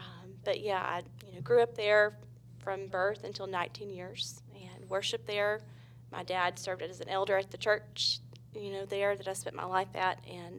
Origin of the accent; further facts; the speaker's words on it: Pleasant Grove, Alabama, United States; now in Huntsville, United States; Going back to Birmingham, I grew up in Birmingham in a suburb called Pleasant Grove. It's on the western side of Jefferson County, very similar to like a Mayberry type town.